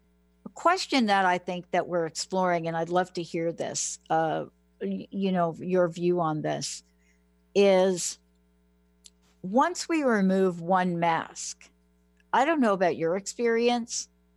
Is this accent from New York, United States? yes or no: yes; New York City, New York, United States; moved away; I'm a girl from the Bronx.